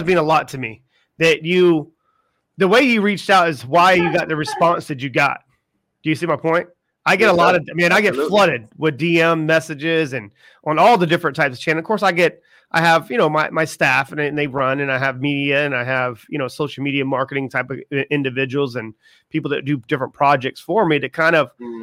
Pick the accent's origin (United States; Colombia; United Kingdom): United States; South Carolina; I'm from South Carolina